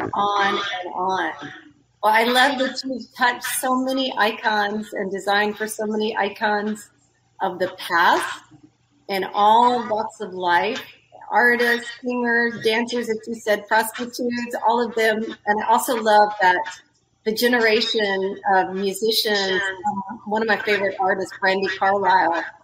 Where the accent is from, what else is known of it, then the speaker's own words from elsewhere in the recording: Texas, United States; I'm from Texas